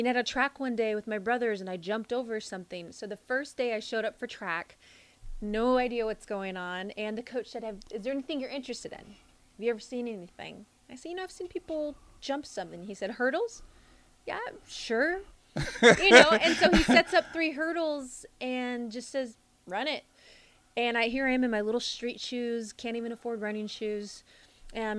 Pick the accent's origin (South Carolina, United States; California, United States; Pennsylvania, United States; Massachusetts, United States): California, United States; San Diego; moved away; also born or lived in Nebraska; I'm originally from San Diego.